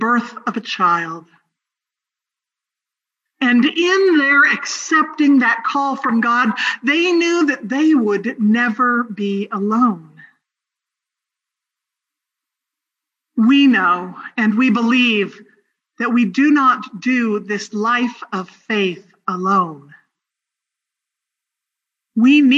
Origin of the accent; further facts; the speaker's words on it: Northern California, United States; moved away; My hometown in Northern California